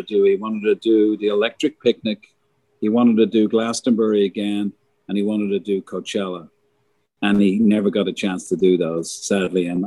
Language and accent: English; Ireland; moved away; as an Irish guy